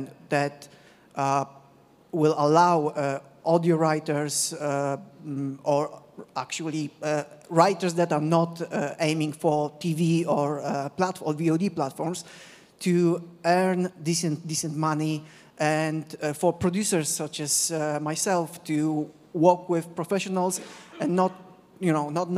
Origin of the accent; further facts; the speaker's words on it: Poland; I'm from Poland, Central Europe